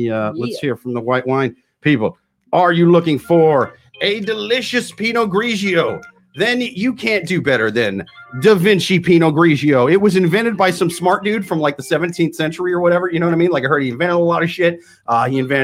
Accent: Iowa, United States; I'm from Iowa

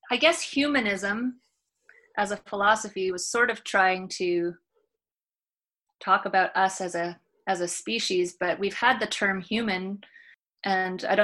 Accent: Canada; my or my grandparents are from here, but I'm totally Canadian

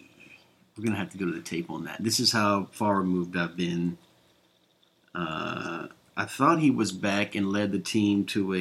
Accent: Jacksonville, Florida, United States; since I grew up in Jacksonville where they play the game

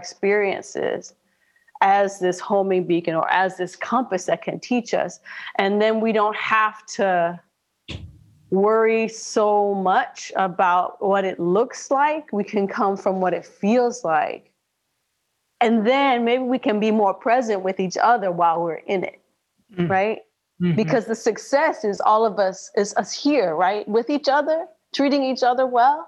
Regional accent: Minnesota, United States; born and raised in Minnesota

